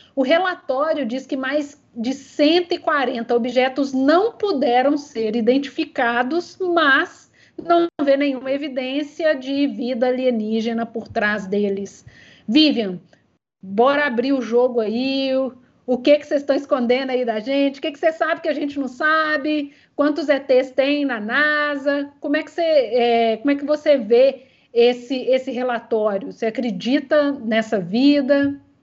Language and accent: Portuguese; Minas Gerais, Brazil; Eu, como mineira